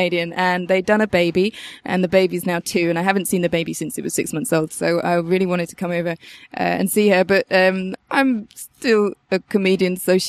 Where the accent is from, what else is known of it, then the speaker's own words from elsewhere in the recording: United Kingdom; I'm British.